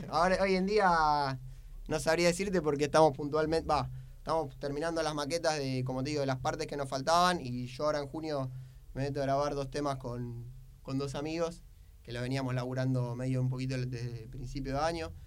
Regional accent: Buenos Aires, Argentina; yo soy de Linier Villaluro

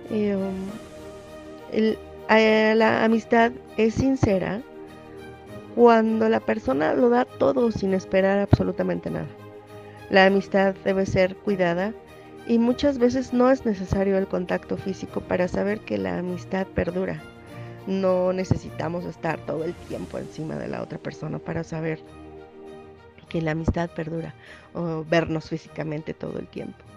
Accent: Mexico City, Mexico; de la Ciudad de México.

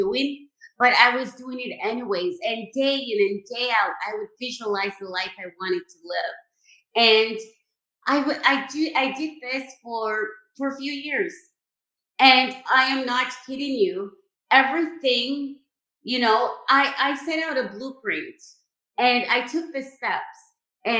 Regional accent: Jamaica; I was born and raised in Jamaica

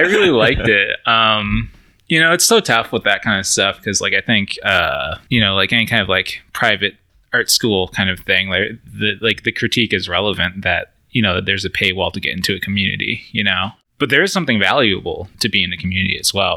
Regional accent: an hour south of Buffalo, New York, United States; moved away; I grew up like an hour south of Buffalo, New York

